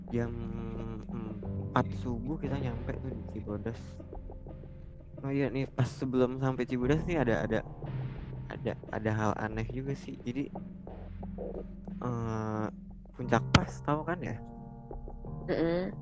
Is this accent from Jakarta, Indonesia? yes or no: yes; South Jakarta, Jakarta, Indonesia; Jakarta, Jakarta Selatan.